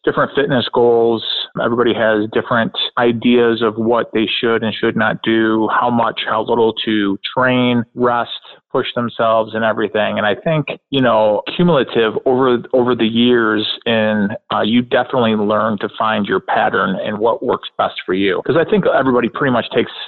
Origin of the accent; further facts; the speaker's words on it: Rochester, New York, United States; now in Canandaigua, United States; I was born and raised in Rochester, New York